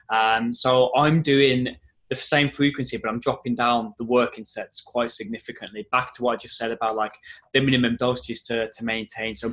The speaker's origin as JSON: {"language": "English", "town": "Wolverhampton", "region": "West Midlands", "country": "United Kingdom", "said": "because I I don't know if you can tell from my accent, but I'm from Wolverhampton, uh, so my family's really close."}